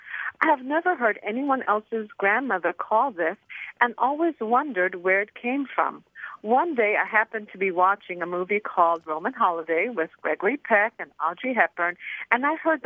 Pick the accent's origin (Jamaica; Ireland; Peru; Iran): Iran; now in Plano, United States; I'm originally from Persia, where there's some intermingling of French terms in the Persian language